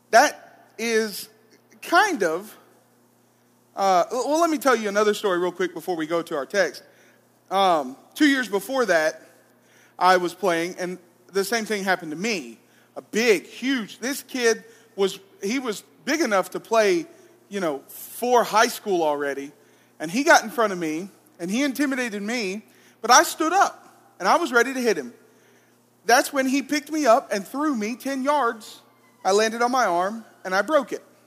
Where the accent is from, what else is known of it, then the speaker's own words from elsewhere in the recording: Arab, Alabama, United States; moved away; I'm originally from Arab, Alabama.